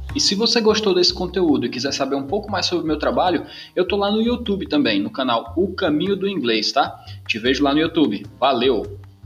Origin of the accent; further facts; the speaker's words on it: Brazil; como brasileiro